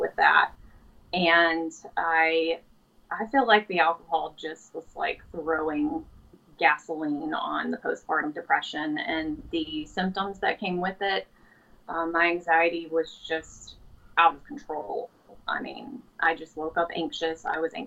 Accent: Pensacola, Florida, United States; I am from Pensacola, Florida

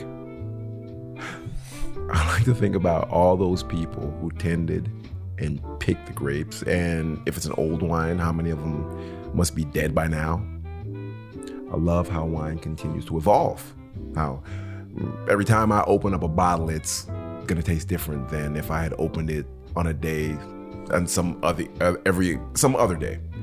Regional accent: Detroit, Michigan, United States; I'm from Detroit

